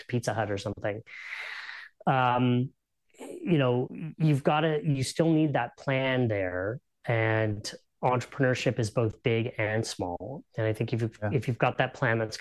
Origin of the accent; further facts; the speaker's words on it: Canada; because we're Canadian